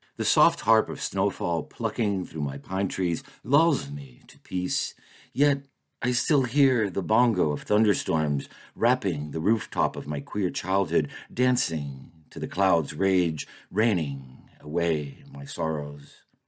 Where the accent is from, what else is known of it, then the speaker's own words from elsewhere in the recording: Miami, Florida, United States; moved away as an adult; now in Maine, United States; I grew up in Miami and lived in my same childhood home until I was thirty years old